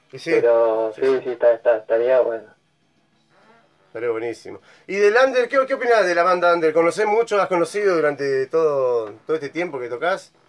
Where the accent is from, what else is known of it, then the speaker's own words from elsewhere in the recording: San Martín, Buenos Aires Province, Argentina; Claro, yo soy de Capital, yo soy de San Martín.